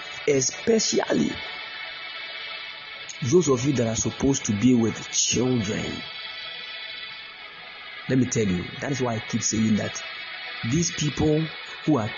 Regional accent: Ghana; if we're Ghanaian

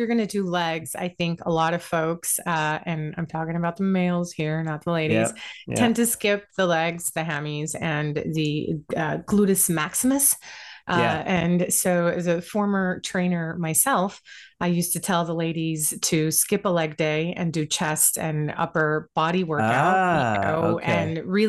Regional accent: Puerto Rico; also born or lived in multiple islands; I'm American as well, but I was born in Puerto Rico.

